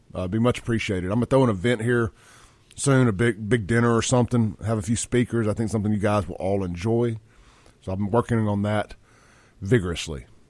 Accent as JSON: {"language": "English", "town": "Jackson", "region": "Mississippi", "country": "United States", "tie": "born or raised there", "lives_now": "Brandon, United States", "said": "I grew up in South Jackson"}